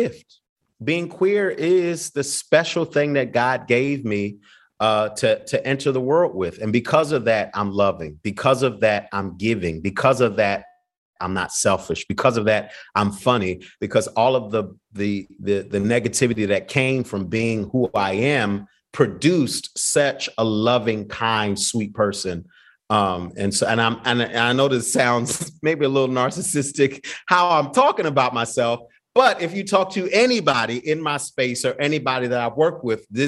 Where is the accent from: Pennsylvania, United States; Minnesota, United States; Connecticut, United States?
Pennsylvania, United States; Philadelphia; I'm from Philly